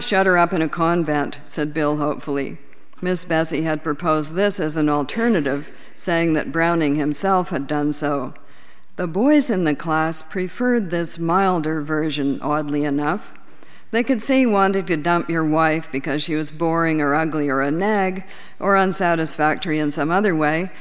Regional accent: Canada; as a Canadian

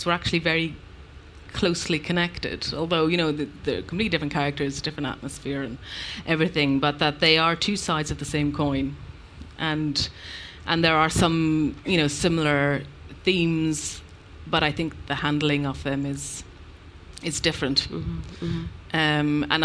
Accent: Ireland; moved away; also born or lived in London; I am an Irish person and an Irish writer.

